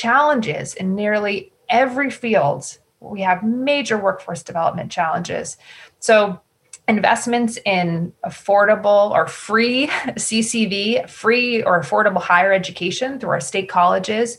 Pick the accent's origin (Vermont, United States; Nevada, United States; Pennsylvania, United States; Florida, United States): Vermont, United States; Newbury; I grew up in Newberry, which is in Orange County, Vermont